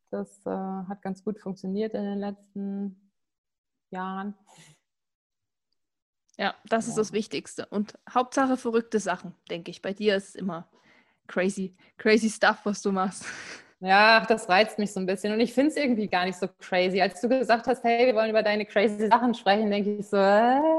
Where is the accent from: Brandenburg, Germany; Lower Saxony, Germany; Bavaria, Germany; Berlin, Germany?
Lower Saxony, Germany; Seit der Kindheit halt. Ich bin im Emsland aufgewachsen. Unendliche Weiten. Da muss man einfach laufen.